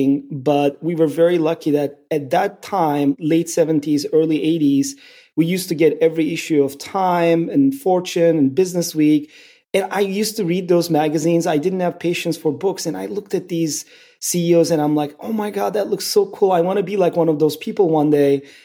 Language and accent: English; Istanbul, Turkey; accent: Turkish; English is a second language; moved away as an adult; also born or lived in Morocco / Brazil; growing up in Turkey, in Istanbul